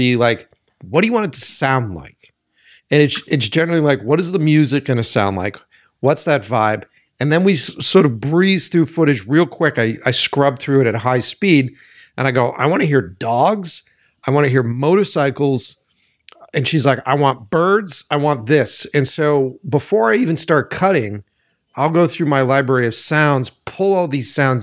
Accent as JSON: {"language": "English", "town": "Boston", "region": "Massachusetts", "country": "United States", "said": "I'm from Boston"}